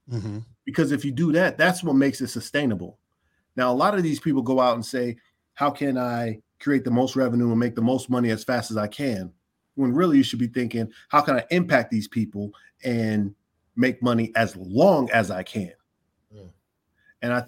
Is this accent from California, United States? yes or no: yes; Inglewood, California, United States; they put that spaceship in the middle of my city like